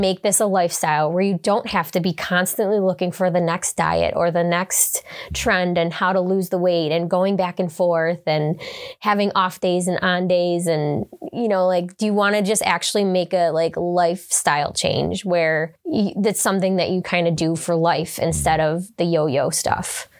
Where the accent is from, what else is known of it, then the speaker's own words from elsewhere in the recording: Hamburg, New York, United States; I grew up in Hamburg. I'm from Hamburg.